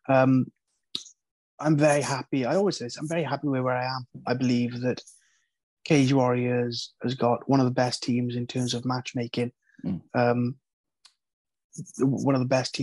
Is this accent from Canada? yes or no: no; Wales, United Kingdom; being from Wales, coming up in the Welsh MMA scene